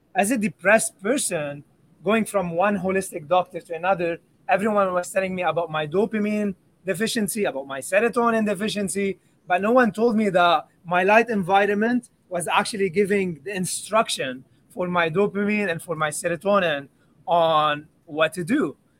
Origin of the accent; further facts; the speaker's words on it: Lebanon; I grew up in Lebanon